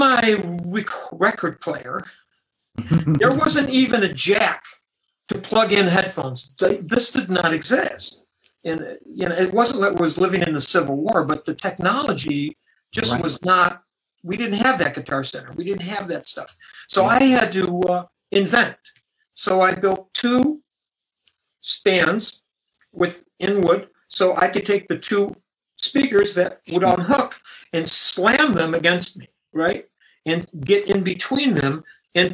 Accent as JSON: {"language": "English", "town": "Buffalo", "region": "New York", "country": "United States", "tie": "born or raised there", "moved": "yes", "said": "my hometown in Buffalo, New York"}